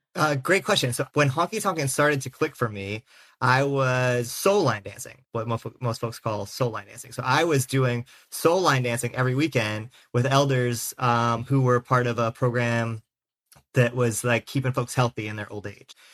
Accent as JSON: {"language": "English", "region": "South Carolina", "country": "United States", "tie": "born or raised there", "moved": "as an adult", "lives_now": "Philadelphia, United States", "said": "I'm a sixth generation Carolinian, uh, currently residing in Philadelphia, Pennsylvania"}